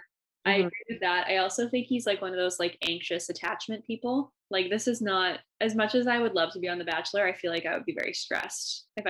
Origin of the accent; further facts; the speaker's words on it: Alberta, Canada; I'm from Alberta